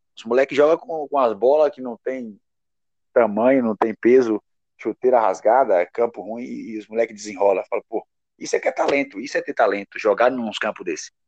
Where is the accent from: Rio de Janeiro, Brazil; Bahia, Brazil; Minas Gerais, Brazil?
Bahia, Brazil; born or raised there; moved away